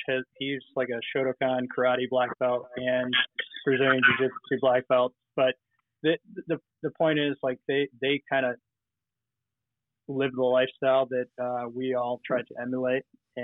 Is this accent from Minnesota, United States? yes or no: yes; Minneapolis, Minnesota, United States; now in New York, United States; So I came from Minneapolis about 5 years ago to the great state of New York.